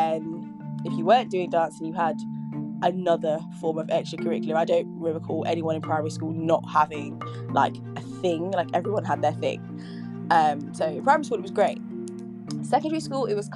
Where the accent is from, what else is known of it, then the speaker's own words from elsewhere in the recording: Nuneaton, West Midlands, United Kingdom; also born or lived in Nottingham; I was born in Nottingham, grew up in Nuneaton, spent most of my life in Nuneaton.